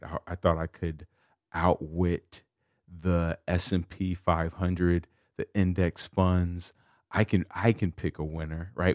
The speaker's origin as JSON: {"language": "English", "town": "Chicago", "region": "Illinois", "country": "United States", "said": "I'm from Chicago"}